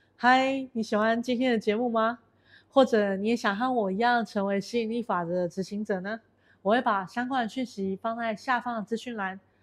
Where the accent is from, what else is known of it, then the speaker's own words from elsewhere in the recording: Taiwan; now in Kuala Lumpur, Malaysia; 我来自于台湾，目前居住在吉隆坡